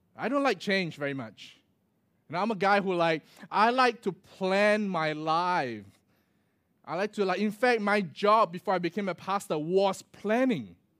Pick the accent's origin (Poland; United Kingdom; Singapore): Singapore; moved away as an adult; also born or lived in Australia / Michigan, United States; growing up in Singapore, right, there, there isn't such a thing as a daylight saving